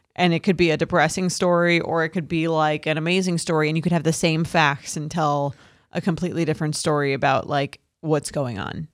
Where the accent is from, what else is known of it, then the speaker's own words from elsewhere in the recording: Long Island, New York, United States; I'm from Long Island.